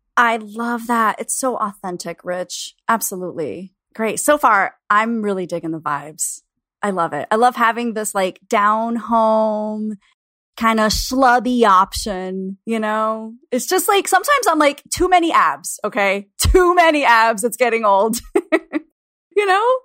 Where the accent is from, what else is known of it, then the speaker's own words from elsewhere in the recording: Florida, United States; now in Chicago, United States; I grew up in Florida, in my particular school district